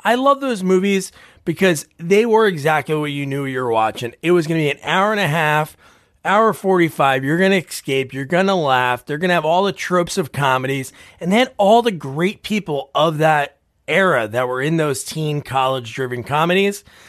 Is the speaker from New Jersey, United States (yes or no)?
yes; New Jersey, United States; moved away; I grew up in New Jersey. I live here now